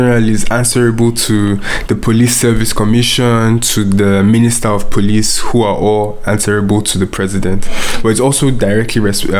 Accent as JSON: {"language": "English", "country": "Nigeria", "tie": "born or raised there", "moved": "yes", "said": "growing up in Nigeria"}